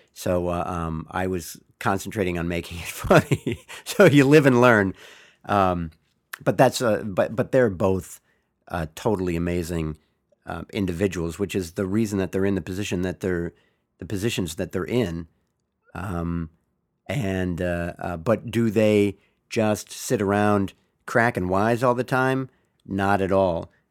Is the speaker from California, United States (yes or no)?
yes; Bay Area, California, United States; I am from the Bay Area, been a 49er fan all my life